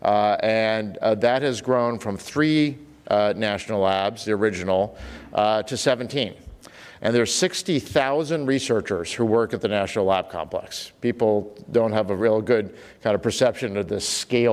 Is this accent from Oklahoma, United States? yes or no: yes; Oklahoma, United States; I was growing up in Oklahoma.